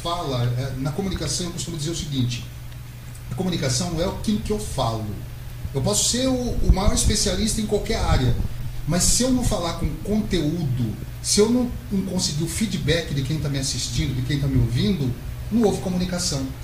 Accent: São Manuel, São Paulo, Brazil; minha infância eu passei por São Manuel. Não nasci exatamente Olha. na cidade de São Manuel. Nasci em Aparecida de São Manuel.

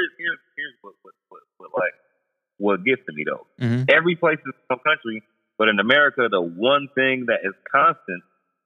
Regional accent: Buffalo, New York, United States; also born or lived in Egypt / China / Czech Republic; now in Atlanta, United States; I'm from Buffalo. That's in New York. Now, it's not New York City, but it's still New York State.

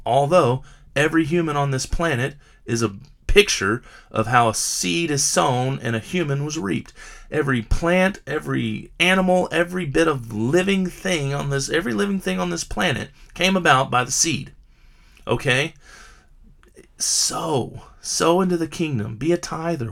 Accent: United States; I'm an American

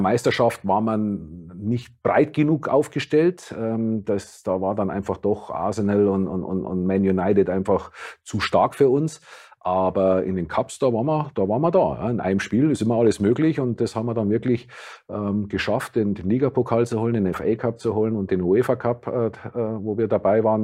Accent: Gilching, Bavaria, Germany; moved away as an adult; also born or lived in Munich; now in Weinheim, Germany; Nein, das ist 25 Kilometer außerhalb von München. Dort bin ich aufgewachsen. Äh, ich bin zwar in München geboren

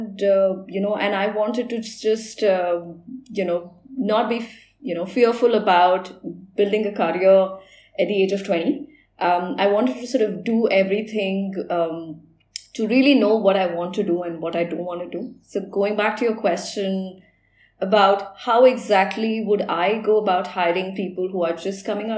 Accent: India; being an Indian

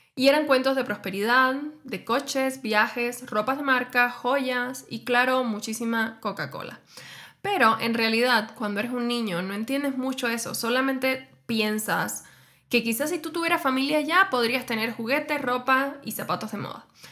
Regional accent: Cuba; moved away as an adult; now in Mexico; yo emigré hace casi seis años desde Cuba hacia México

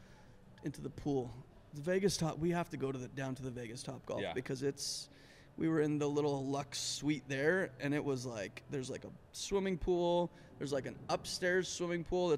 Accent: Alberta, Canada; moved away; I grew up in Canada.

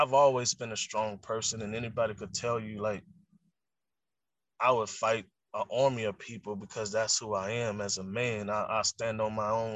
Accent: the South, United States; I'm from the South

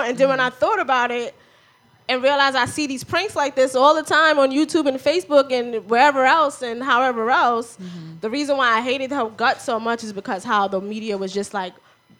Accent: New York City, New York, United States; now in East New York, United States; I'm from the Bronx.

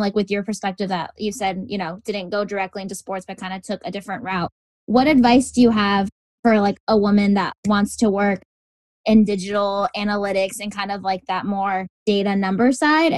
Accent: Arizona, United States; I'm from Arizona

